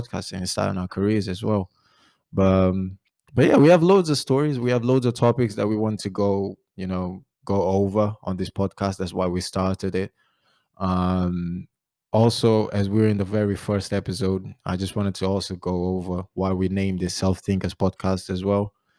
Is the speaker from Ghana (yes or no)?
no; Barreiro, Setúbal, Portugal; English is a second language; moved away as an adult; also born or lived in Great Yarmouth; now in Ipswich, United Kingdom; I'm originally from Portugal, uh, Barreiro, Margem Sul.